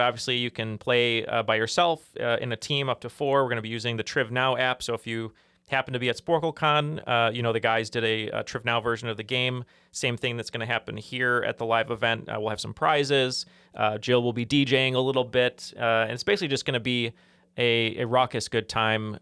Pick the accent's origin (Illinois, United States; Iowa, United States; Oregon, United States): Illinois, United States; Chicago area; born or raised there